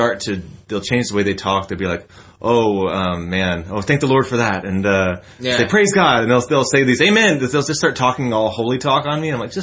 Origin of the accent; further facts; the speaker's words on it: Houston, Texas, United States; also born or lived in Princeton, New Jersey; now in Edinburg, United States; No, I'm from Houston.